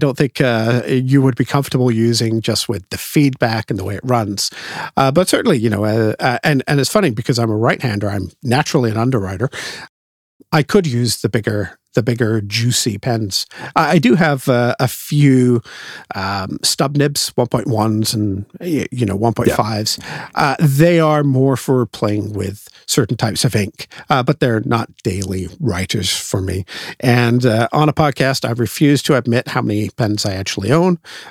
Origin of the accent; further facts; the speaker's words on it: England, United Kingdom; Believe it or not, despite the accent, I am originally English.